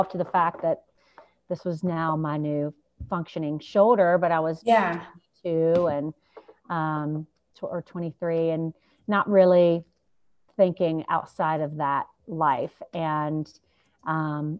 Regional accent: Charlotte, North Carolina, United States; moved away as an adult; now in Jackson, United States; came out here when I was eight and realized that there was a whole big world outside of my small world, the city of Charlotte that I grew up

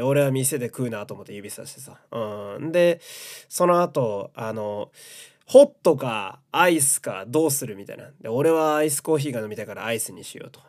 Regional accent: Fukui, Japan; moved away; 地元福井県、えー、地元が好き

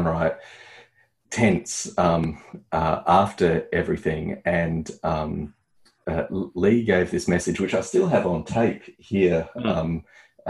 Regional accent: Australia; as an Australian

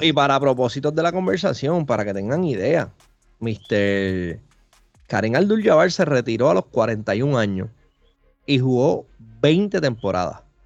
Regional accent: Puerto Rico; como decimos acá en Puerto Rico

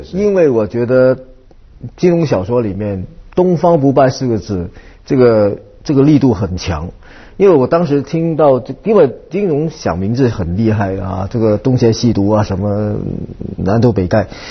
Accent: Vietnam; moved away; also born or lived in Hong Kong / United States; 我是在越南从年长大。从小长大

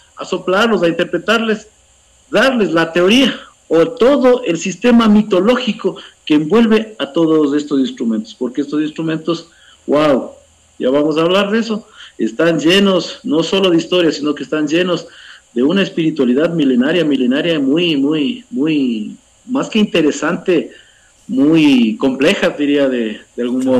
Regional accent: Cotacachi, Imbabura, Ecuador; also born or lived in Putumayo / Intag; soy de aquí, de Imbabura, en la provincia de Imbabura, en el norte del Ecuador, en el cantón Cotacachi. Eh, tengo 47 años, eh, siempre he vivido aquí en Imbabura

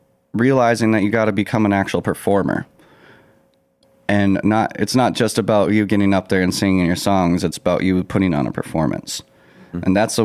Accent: Colorado, United States; now in Minnesota, United States; I was raised in Colorado. I came up in the heavy metal scenes and very punk rock.

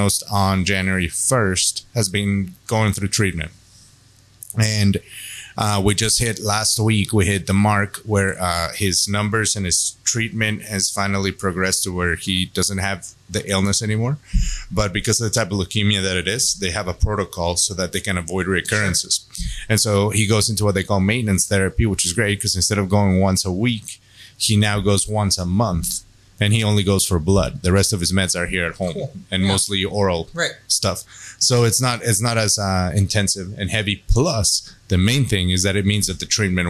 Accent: United States; as an American

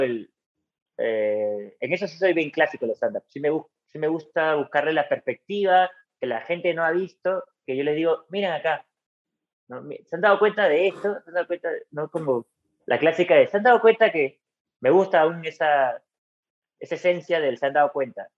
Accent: San Miguel, Lima, Peru; also born or lived in La Paz (district/area); Yo crecí en San Miguel. Viví ahí hasta los 22, 23 años

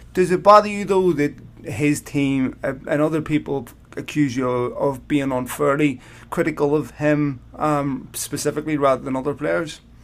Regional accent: Belfast, Northern Ireland, United Kingdom; I grew up in Belfast

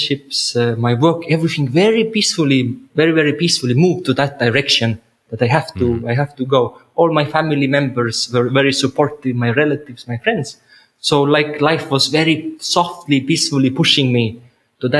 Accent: Estonia; moved away as an adult; I had my own house in Estonia, in my home country

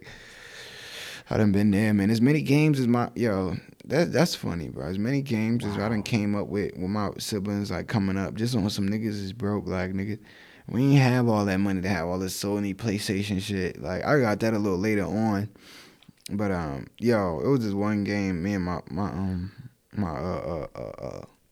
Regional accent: Newark, New Jersey, United States; moved away; I'm always gonna be Brick City

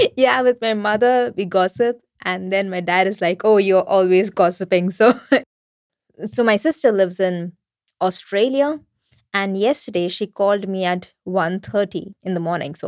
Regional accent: center of India, central India, India; now in Germany; So my roots are from south of India, uh, but I was born and raised in the center of India.

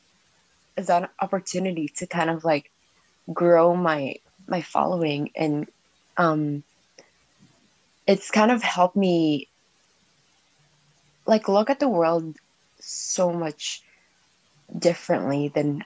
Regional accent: Alberta, Canada; now in Nova Scotia, Canada; I'm originally from Alberta. That's kind of where I grew up.

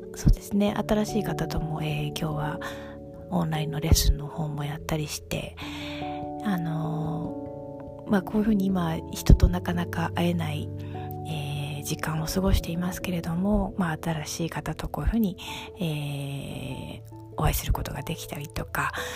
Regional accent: Tokyo, Japan; moved away as an adult; also born or lived in France; 東京育ちなので

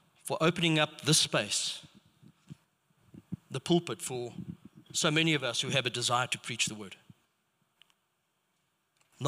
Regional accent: Rustenburg, North West, South Africa; I grew up in Rustenburg, and it was a predominantly Afrikaans area.

